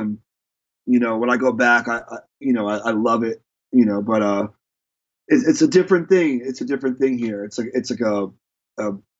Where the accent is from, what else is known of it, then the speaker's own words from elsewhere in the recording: New York, United States; moved away; being a New Yorker